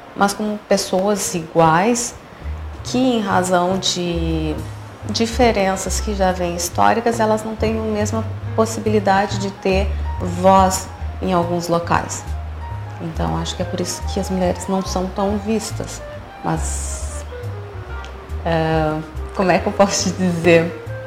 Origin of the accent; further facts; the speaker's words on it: Porto Alegre, Rio Grande do Sul, Brazil; moved away as an adult; also born or lived in Curitiba; now in Dom Pedrito, Brazil; Eu sou de Porto Alegre